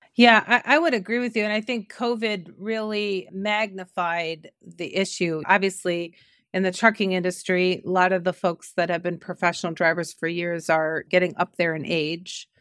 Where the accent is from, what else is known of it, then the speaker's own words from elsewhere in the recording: Cleveland, Ohio, United States; I grew up in Cleveland, Ohio